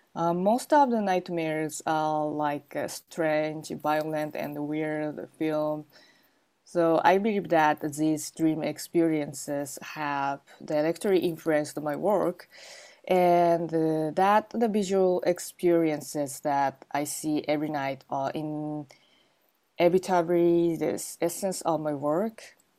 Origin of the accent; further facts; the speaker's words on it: Gunma, Japan; I was born in Gunma, Japan